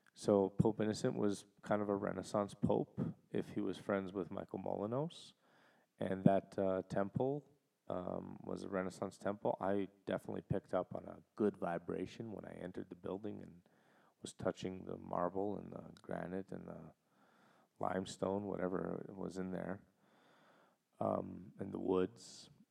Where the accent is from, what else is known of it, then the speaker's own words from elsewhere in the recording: Canada; as a Canadian